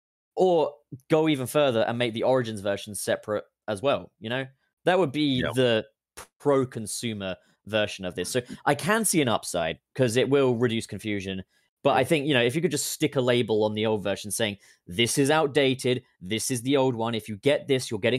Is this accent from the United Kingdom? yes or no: yes; United Kingdom; as a British individual